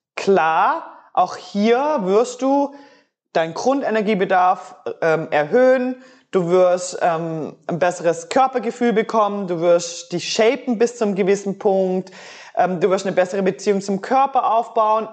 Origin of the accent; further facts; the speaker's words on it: Switzerland; bei uns in der Schweiz